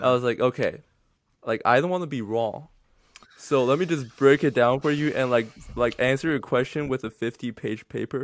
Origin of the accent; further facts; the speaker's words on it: China; English is a second language; I'm from mainland China.